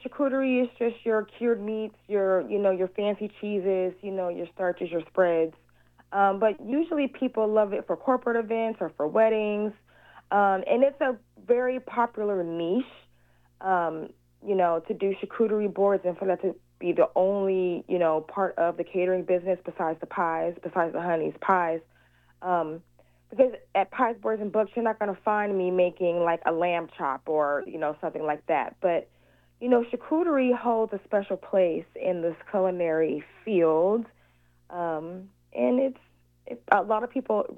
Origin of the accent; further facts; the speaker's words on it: Seattle, Washington, United States; also born or lived in Chicago, Illinois; That's where I was originally born. Even though I'm a Seattle native and I moved down here when I was like 6 months old, I was born in Chicago.